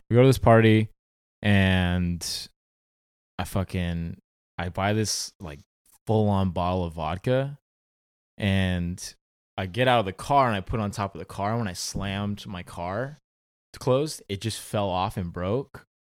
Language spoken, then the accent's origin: English; Orange County, California, United States; Orange County, um, born and raised, still live in Orange County.